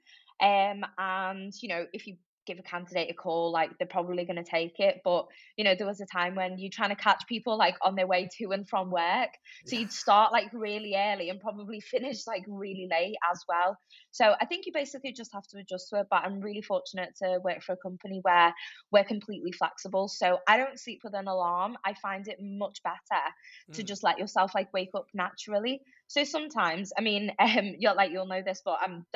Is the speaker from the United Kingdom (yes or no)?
yes; Liverpool, North West England, United Kingdom; moved away as an adult; also born or lived in Crosby; now in Manchester, United Kingdom; I am, if a lot of people probably tell from my accent, grew up in Liverpool